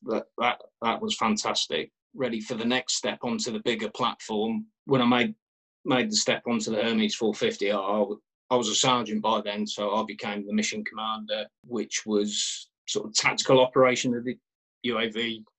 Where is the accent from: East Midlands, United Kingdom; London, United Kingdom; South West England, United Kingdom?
East Midlands, United Kingdom; Kettering; I, I grew up in Kettering in Northamptonshire